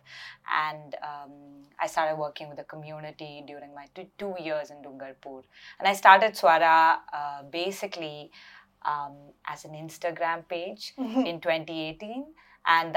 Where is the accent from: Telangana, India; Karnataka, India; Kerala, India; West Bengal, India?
Kerala, India; Ettumanoor; moved away as an adult; also born or lived in Mumbai, India; now in United Kingdom; I come from a small town called Ettimanur. So I was born and brought up there till I was 18